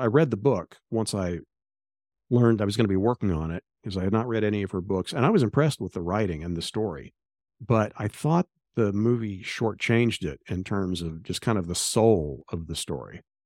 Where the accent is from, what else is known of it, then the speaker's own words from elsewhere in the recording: Tulsa, Oklahoma, United States; in Tulsa, my hometown